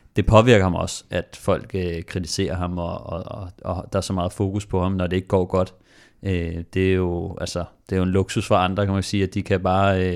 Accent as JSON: {"language": "Danish", "country": "Denmark", "said": "fordi vi er danskere"}